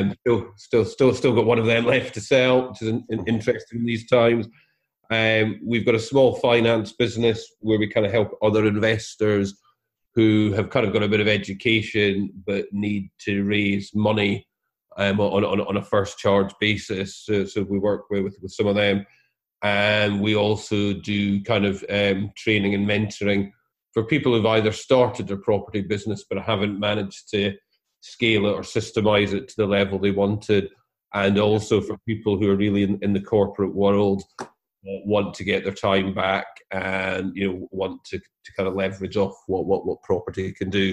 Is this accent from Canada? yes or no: no; Scotland, United Kingdom; I'm Scottish